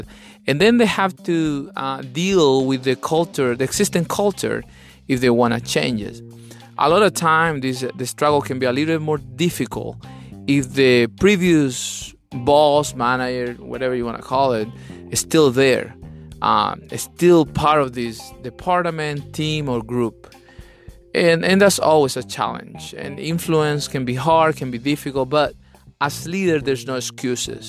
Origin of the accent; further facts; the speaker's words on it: Chile; English is a second language; now in Atlanta, United States; I'm from Chile, South America